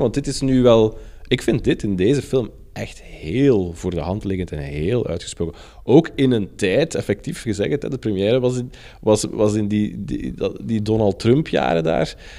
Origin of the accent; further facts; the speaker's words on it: Brussels, Brussels-Capital Region, Belgium; ik ben opgegroeid in Brussel